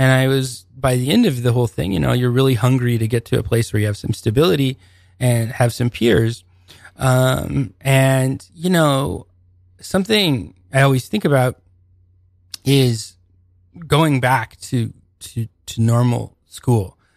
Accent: Seattle, Washington, United States; I'm from Seattle originally.

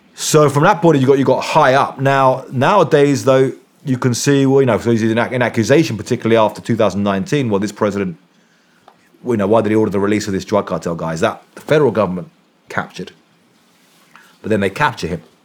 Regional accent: England, United Kingdom; I'm from England.

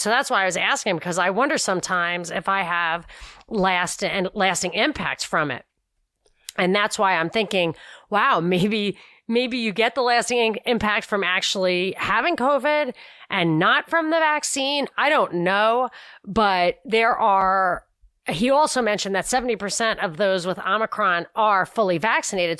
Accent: New York, United States; moved away; growing up in New York

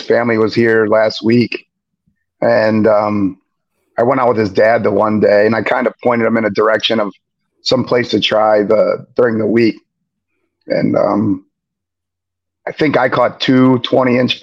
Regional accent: Juniata River, Pennsylvania, United States; I'm from Pennsylvania. I kind of grew up on the Juniata River. I still live along the Juniata River

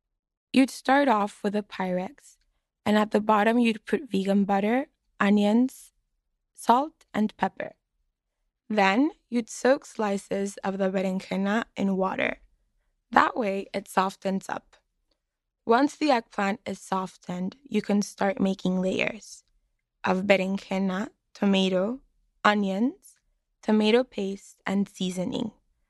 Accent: Mexicali, Baja California, Mexico; now in Boston, United States

